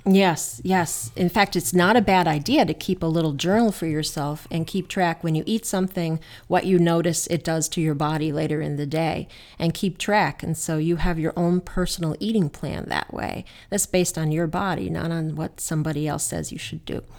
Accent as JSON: {"language": "English", "region": "New Jersey", "country": "United States", "tie": "born or raised there", "moved": "yes", "said": "when I was a kid, I grew up in New Jersey, as you know, we used to hang out at Newark Airport"}